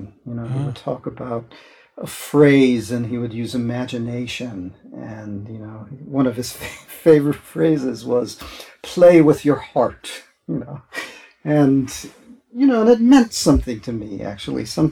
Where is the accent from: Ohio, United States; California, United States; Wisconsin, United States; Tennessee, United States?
Wisconsin, United States; Milwaukee; moved away as an adult; now in San Francisco, United States; I grew up in Milwaukee, Wisconsin.